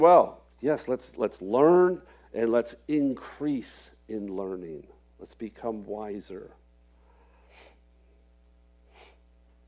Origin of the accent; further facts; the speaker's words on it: Florida, United States; moved away as an adult; also born or lived in rural Indiana; I grew up in Florida, so it's oranges and grapefruits and all that sort of stuff.